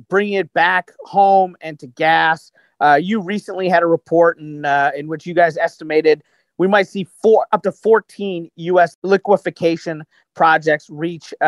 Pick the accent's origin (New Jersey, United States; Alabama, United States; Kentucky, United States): Kentucky, United States; I'm from Kentucky